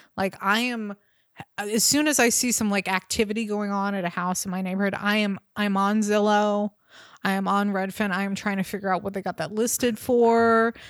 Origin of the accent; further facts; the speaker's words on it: Bay Area, California, United States; I grew up in the Bay Area